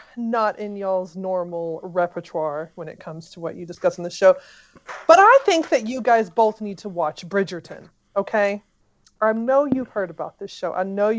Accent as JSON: {"language": "English", "town": "Memphis", "region": "Tennessee", "country": "United States", "said": "we are from Memphis. It's a scary place."}